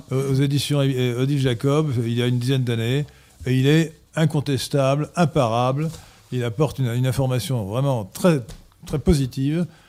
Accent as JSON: {"language": "French", "country": "France", "said": "nous Français"}